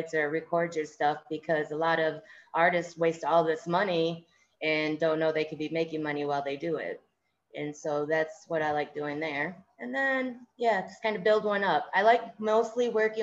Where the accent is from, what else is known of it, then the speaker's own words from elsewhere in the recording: Lansing, Michigan, United States; I am from Lansing, Michigan